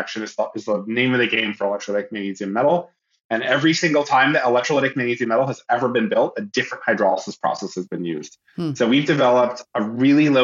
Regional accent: near Toronto, Ontario, Canada; moved away as an adult; also born or lived in Montreal, Canada / Illinois, United States; now in California, United States; I'm from Canada, originally from near Toronto

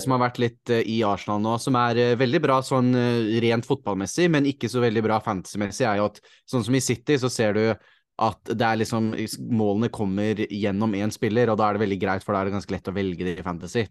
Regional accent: Norway; som nordmann

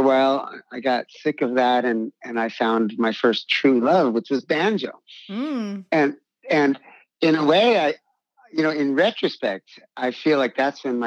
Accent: New York, United States; I was born in New York in 1951 in a musical family

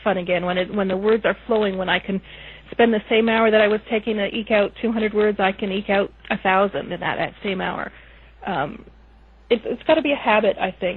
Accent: Canada; I'm Canadian

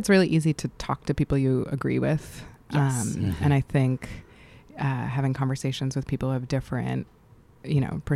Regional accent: New York City, New York, United States; moved away as an adult; I grew up in New York City.

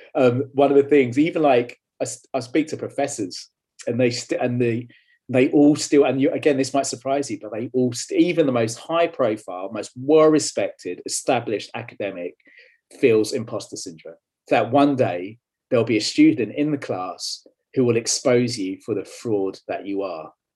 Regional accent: London, United Kingdom; moved away; also born or lived in Leeds; I was born and bred in London, um, or where London hits Essex, actually, as you can probably tell by my accent

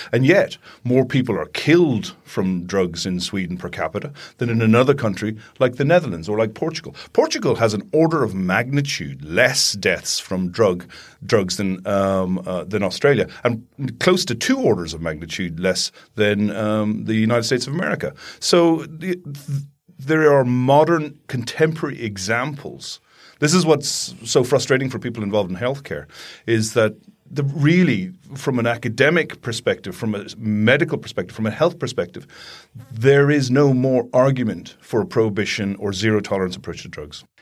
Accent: Ireland; growing up in Ireland

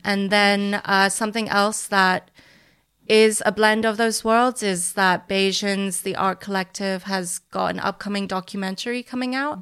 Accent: Hong Kong; now in London, United Kingdom; I'm from Hong Kong.

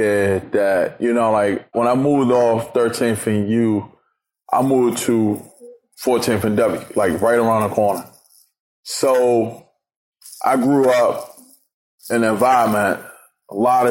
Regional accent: Washington, District of Columbia, United States; I'm from Washington, D.C.

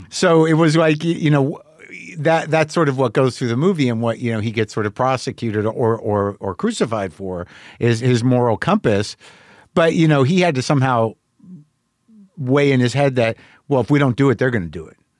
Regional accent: New Mexico, United States; moved away; me as an American guy, as a guy who grew up in New Mexico

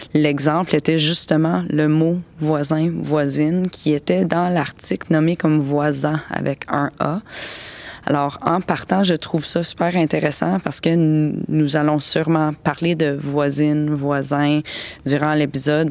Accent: London, Ontario, Canada; moved away as an adult; also born or lived in Spain / Miami / Sorel-Tracy; now in Gaspé, Canada; j'ai été élevée à London, en Ontario

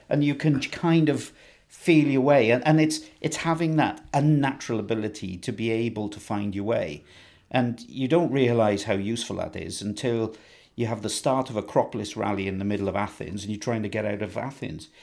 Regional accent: Ebbw Vale, Wales, United Kingdom; I was born in Ebervale, so I'm a Welsh lad through and through. Um, spent all of my time basically in Wales

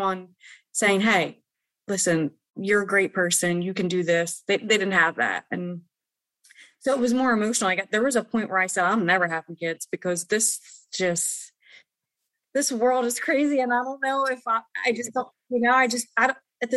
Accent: Philadelphia, Pennsylvania, United States; I come from the city, and I come from South Philly

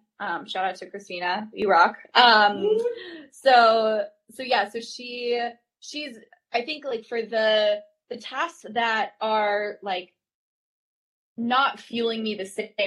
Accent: North Carolina, United States; now in Brooklyn, United States; I'm from North Carolina. I grew up like running around farms, like as a kid

